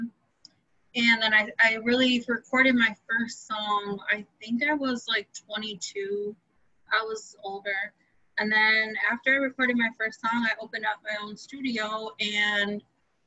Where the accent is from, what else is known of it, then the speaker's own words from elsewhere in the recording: Milwaukee, Wisconsin, United States; born and raised outside Milwaukee. Been here my whole life.